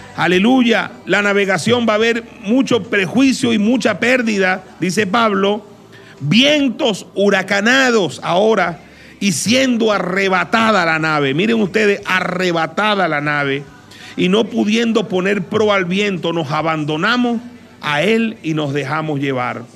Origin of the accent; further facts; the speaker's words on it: Venezuela; somos los venezolanos